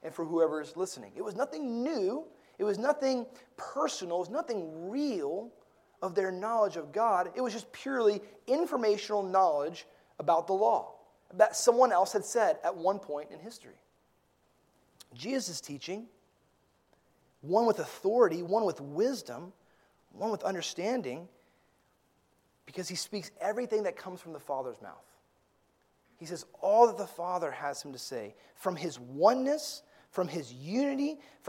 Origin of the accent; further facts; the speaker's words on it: Gulf of Mexico, Gulf Coast, United States; I grew up fishing on the Gulf of Mexico